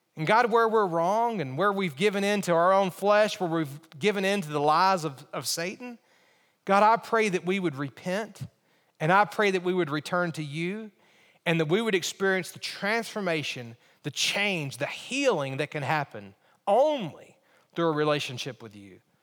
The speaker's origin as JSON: {"language": "English", "region": "Alabama", "country": "United States", "tie": "born or raised there", "said": "When I think about growing up, I grew up in Alabama."}